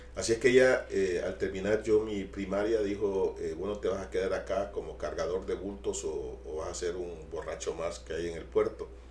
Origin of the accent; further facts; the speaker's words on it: Amapala, Valle, Honduras; mi infancia en Amapala